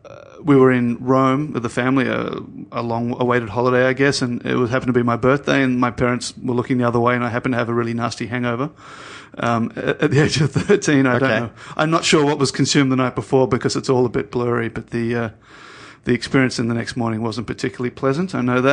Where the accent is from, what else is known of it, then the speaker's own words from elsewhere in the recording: Sydney, New South Wales, Australia; I grew up in Sydney.